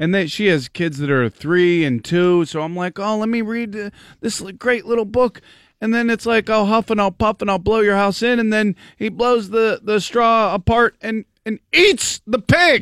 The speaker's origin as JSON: {"language": "English", "town": "Pittsburgh", "region": "Pennsylvania", "country": "United States", "tie": "born or raised there", "said": "I grew up in Pittsburgh"}